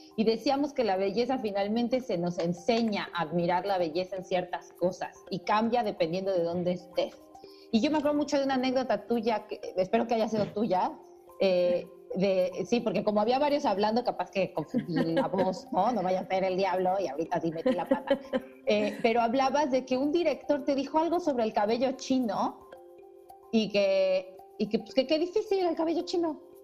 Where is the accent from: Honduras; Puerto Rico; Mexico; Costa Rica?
Mexico; yo soy mexicana